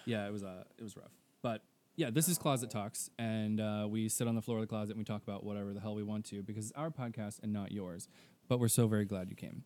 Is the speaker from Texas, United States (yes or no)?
yes; Texas, United States; I'm from Texas